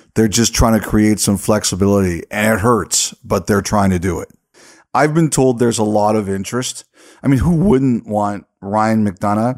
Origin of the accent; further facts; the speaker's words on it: Canada; Love being Canadian